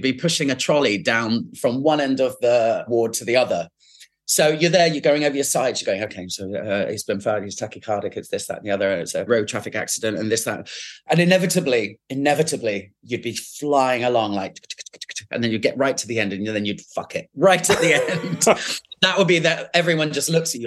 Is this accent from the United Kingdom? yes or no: yes; Winchester, South East England, United Kingdom; moved away; also born or lived in London; I grew up in Winchester